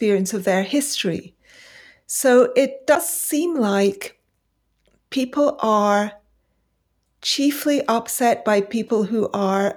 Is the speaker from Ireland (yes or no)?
no; Pakistan; also born or lived in India; now in United Kingdom; I left for Pakistan as a very young, as a babe in arms. And I grew up in Pakistan and returned in the late 70s to the UK.